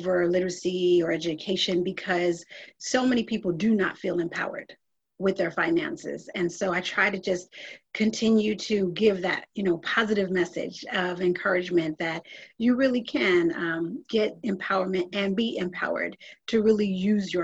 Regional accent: Milwaukee, Wisconsin, United States; now in Manhattan Beach, United States; I hail from Milwaukee, Wisconsin, and so I am a Midwest girl through and through

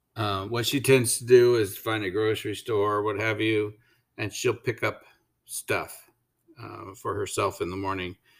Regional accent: United States

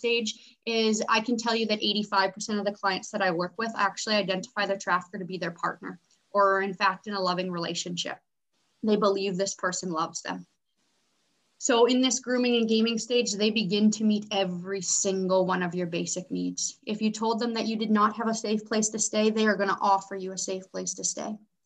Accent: Canada; I was born and raised in Canada

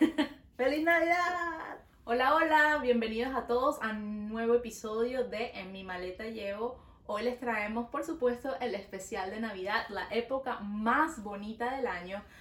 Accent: Venezuela; now in Montreal, Canada; Nosotras somos dos amigas venezolanas viviendo en Montreal

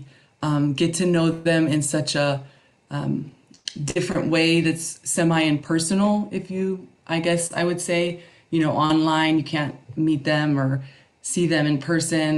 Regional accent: Phoenix, Arizona, United States; moved away as an adult; now in Guadalajara, Mexico; I grew up in Phoenix, Arizona

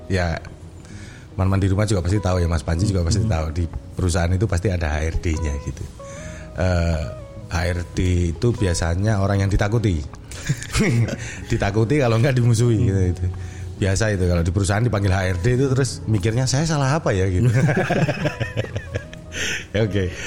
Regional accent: Yogyakarta, Special Region of Yogyakarta, Indonesia; born there; Uh, saya lahir di Jogja.

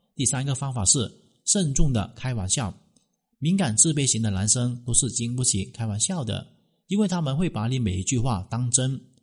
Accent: China; 我们中国人真的是太矜持了

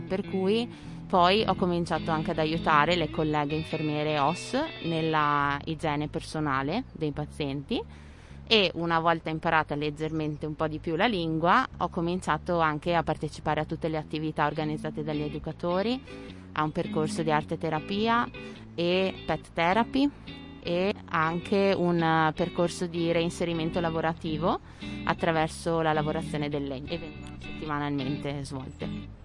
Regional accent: Sedico, Veneto, Italy; moved away as an adult; also born or lived in Netherlands; nata e cresciuta a Sedico, la grande città nel Bellunese

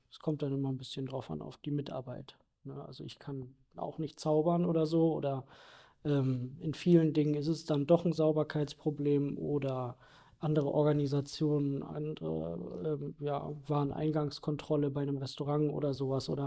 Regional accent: Berlin, Germany; bin hier groß geworden in der Gegend um Norden Berlin. Und das war schon immer meine Heimat

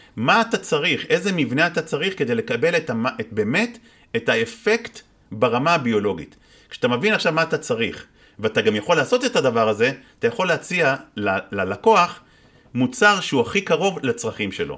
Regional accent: Israel

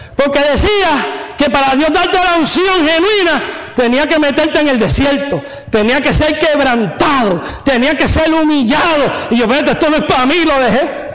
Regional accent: Puerto Rico; me crié en Puerto Rico

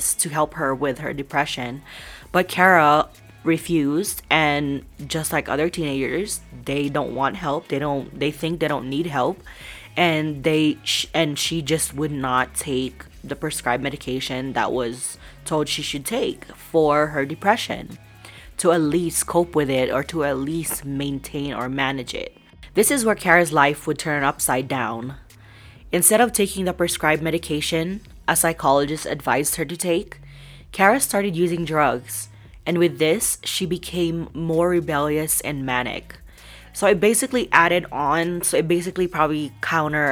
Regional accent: Colorado, United States; I'm from Colorado

